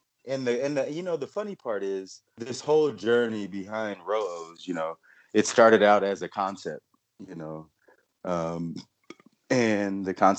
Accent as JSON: {"language": "English", "town": "San Bernardino", "region": "California", "country": "United States", "tie": "born or raised there", "also_born_or_lived": "Arizona", "moved": "as an adult", "lives_now": "Utah, United States", "said": "I am a representative of California, San Bernardino, which we consider the IE, the England Empire."}